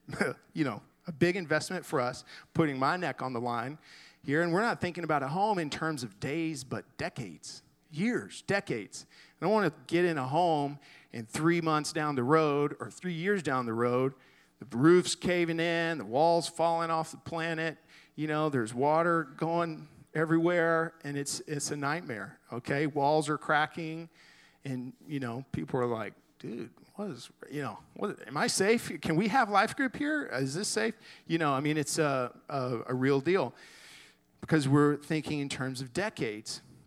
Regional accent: Garland, Texas, United States; I grew up in Garland, went to high school there

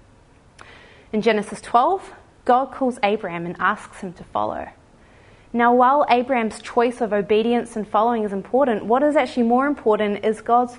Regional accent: New Zealand; we like to think of Australia as our distant cousin, the West Island. I haven't been mocked too much for my accent

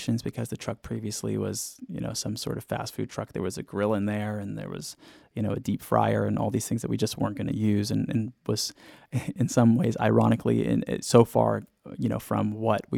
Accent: Southern California, United States; I'm from Southern California

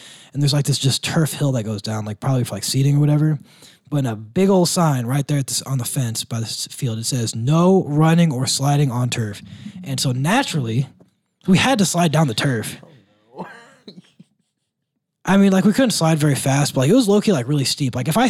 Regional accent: Midwest, United States; I'm from the Midwest, and it still means nothing to me.

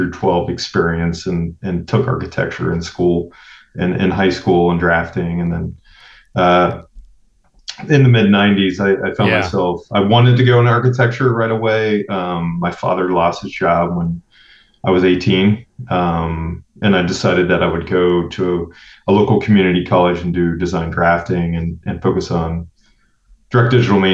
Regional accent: Ohio, United States; now in Oakland, United States; when I go back to Ohio, where I'm from

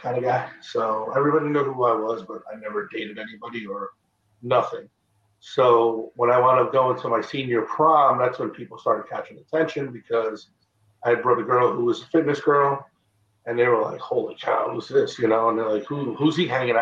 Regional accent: New York, United States; moved away as an adult; also born or lived in Long Island / Delray Beach, Florida; now in Texas, United States; I grew up in New York, in the Bronx for 20 years

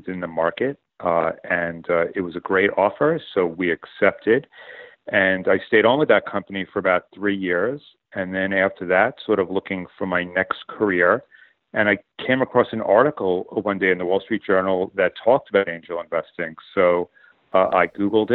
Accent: Long Island, New York, United States; I was born and raised on Long Island in New York

